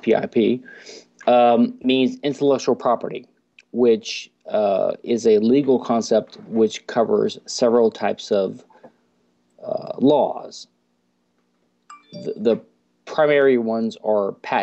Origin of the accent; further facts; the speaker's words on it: Louisiana, United States; now in Houston, United States; I'm from Louisiana, which is a unique state in America